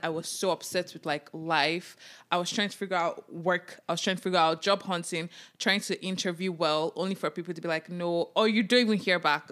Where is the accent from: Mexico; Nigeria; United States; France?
Nigeria; now in Canada; As a Nigerian immigrant, as a Nigerian child